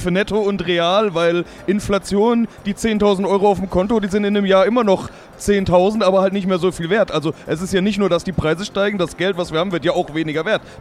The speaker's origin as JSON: {"language": "German", "country": "Germany", "said": "Also als Deutscher hat man ja immer die Tendenz dazu zu sagen, dann kaufe ich mir halt den DAX, weil den mhm. kenne ich"}